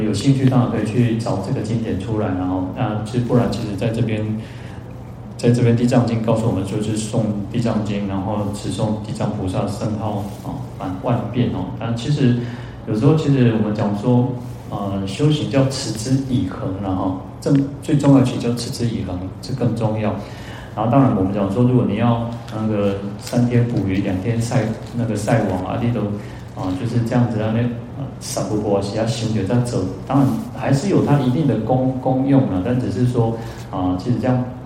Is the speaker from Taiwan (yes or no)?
yes; Shetou, Changhua County, Taiwan; 我们家乡叫社头